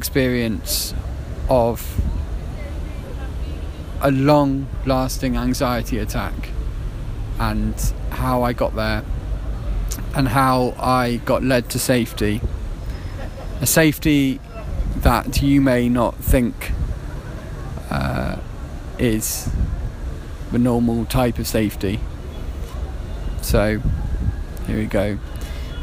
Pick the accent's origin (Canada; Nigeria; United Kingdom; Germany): United Kingdom; Worcestershire, West Midlands; moved away as an adult; also born or lived in Putney, London; now in Turkey; I was born in Worcestershire in the West Midlands in the UK in 1990, and I had a fairly chaotic upbringing